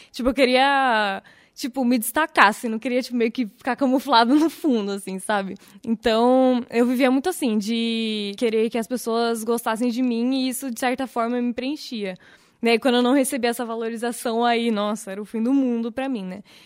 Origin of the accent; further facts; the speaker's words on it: Vinhedo, São Paulo, Brazil; Eu vim para Vinhedo, na verdade eu nasci em São Paulo. Eu vim para Vinhedo com dois anos